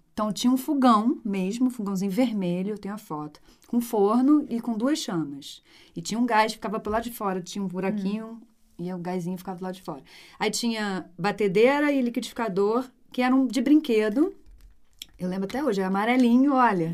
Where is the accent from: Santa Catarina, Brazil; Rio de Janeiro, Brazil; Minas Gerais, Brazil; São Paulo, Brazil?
Rio de Janeiro, Brazil; moved away as an adult; also born or lived in Brasília; eu voltei para o Rio